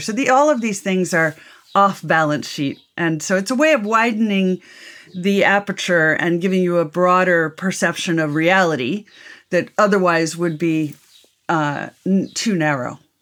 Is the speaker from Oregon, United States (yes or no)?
no; Washington, District of Columbia, United States; I grew up in Washington, D C because my father worked for four presidents